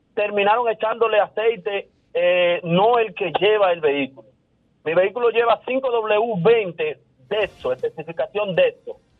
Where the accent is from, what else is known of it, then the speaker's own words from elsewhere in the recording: Santiago de los Caballeros, Santiago, Dominican Republic; soy de Santiago